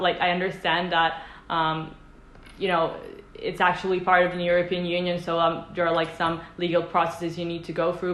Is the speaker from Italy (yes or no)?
yes; Italy; i come from italy